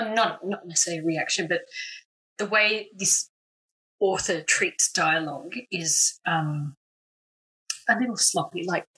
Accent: Australia; As an Australian.

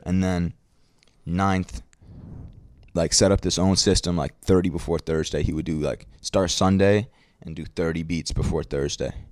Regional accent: New York City, New York, United States; I'm from Brooklyn

